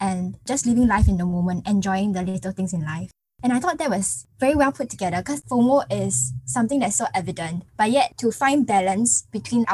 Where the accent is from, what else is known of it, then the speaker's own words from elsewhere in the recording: Singapore; Growing up in Singapore, in a competitive environment where everyone compares with one another